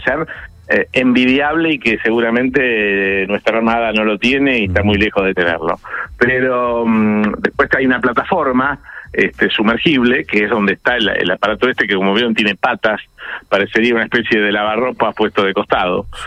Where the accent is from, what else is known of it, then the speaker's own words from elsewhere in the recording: Argentina; Nosotros tenemos, como en Argentina, por ejemplo, responsabilidad sobre la vida humana en el mar